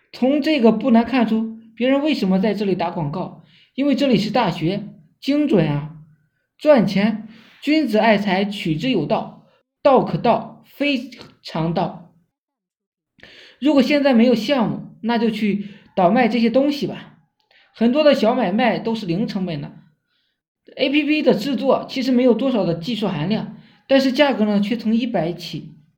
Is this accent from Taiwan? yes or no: no; China; 我们中国人